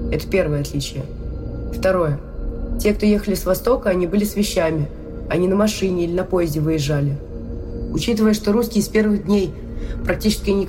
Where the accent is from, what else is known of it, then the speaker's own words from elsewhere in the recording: Havrylivka, Kherson Oblast, Ukraine; also born or lived in Kakhovka, Ukraine; Я хоть сама из Гавриловки, но в Каховке я родила ребенка и 14 лет прожила, я ее строила.